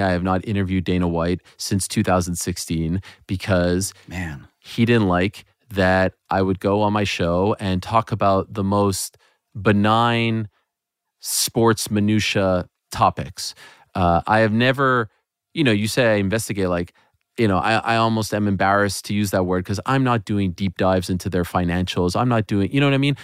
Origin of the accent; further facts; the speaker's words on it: Montreal, Quebec, Canada; that was actually my hometown of Montreal